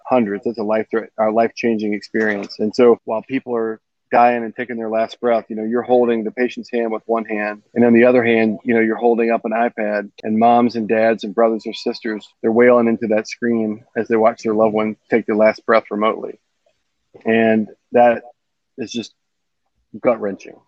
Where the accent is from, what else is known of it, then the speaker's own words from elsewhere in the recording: Mobile, Alabama, United States; moved away as an adult; now in Nashville, United States; I grew up down in Mobile, Alabama, and moved here in 2002 to do my medical training at Vandy